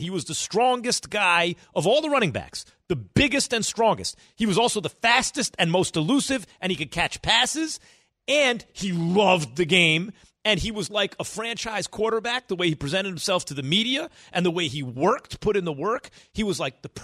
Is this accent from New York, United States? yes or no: yes; New York, United States; I'm a New Yorker